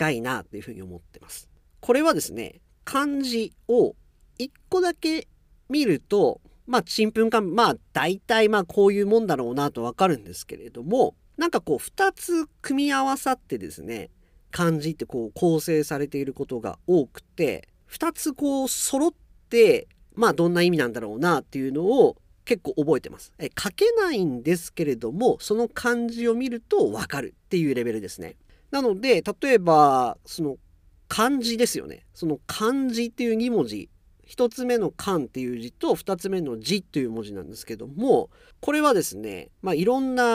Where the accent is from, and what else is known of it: Japan; moved away as an adult